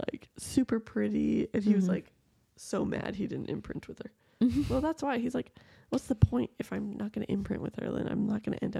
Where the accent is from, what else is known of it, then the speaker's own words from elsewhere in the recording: Tacoma, Washington, United States; my hometown.